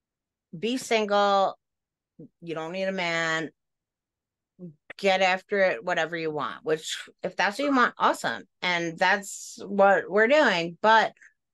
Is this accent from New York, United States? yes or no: yes; Long Island, New York, United States; We're from Long Island.